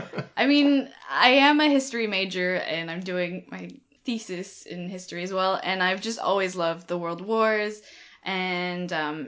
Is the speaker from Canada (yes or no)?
yes; Canada